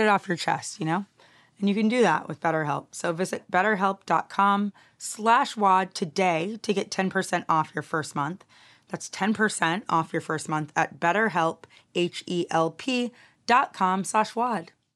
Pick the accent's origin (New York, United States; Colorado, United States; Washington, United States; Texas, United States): Texas, United States; I'm from Texas